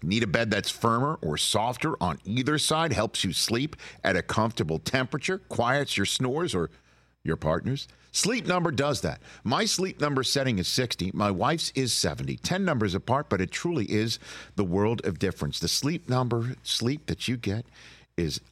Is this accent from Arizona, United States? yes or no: no; New York City, New York, United States; also born or lived in Staten Island, New York; I am from originally Brooklyn, moved to Staten Island